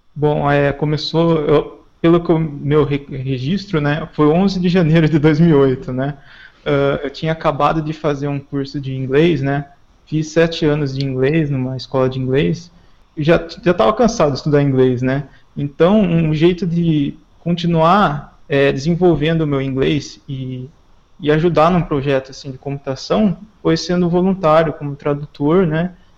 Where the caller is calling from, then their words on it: Limeira, São Paulo, Brazil; Eu falo do interior de São Paulo, eu moro em Limeira, São Paulo